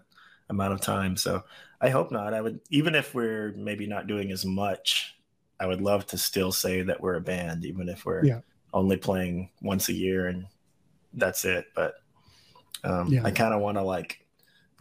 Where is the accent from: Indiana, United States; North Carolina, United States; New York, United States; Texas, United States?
Texas, United States; Beaumont; moved away as an adult; now in Austin, United States; I was born down in Beaumont, Texas, so southeast Texas, down on the Louisiana border.